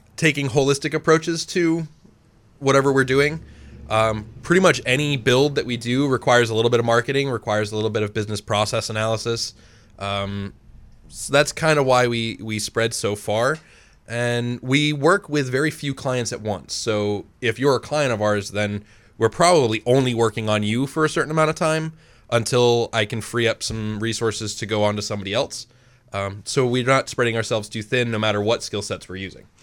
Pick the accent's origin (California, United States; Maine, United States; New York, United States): Maine, United States; I've lived in Maine, um, almost my entire life